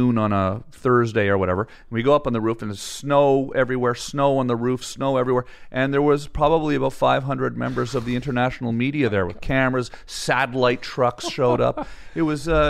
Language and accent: English; Ottawa, Ontario, Canada; moved away as an adult; now in Hollywood, United States; I'm from Canada, Ottawa, Canada.